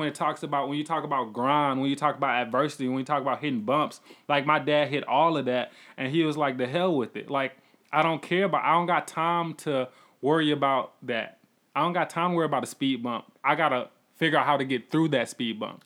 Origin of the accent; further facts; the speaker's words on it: College Park, Georgia, United States; also born or lived in Atlanta; I come from College Park